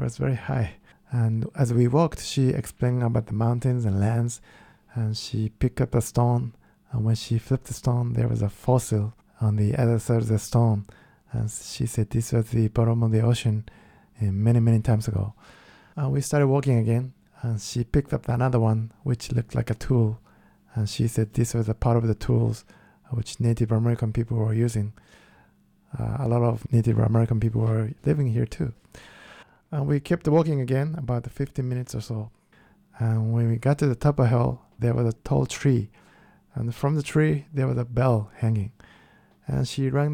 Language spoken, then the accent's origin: English; Kyoto, Japan; English is a second language; moved away; I am from Kyoto, which is the most traditional part in Japan.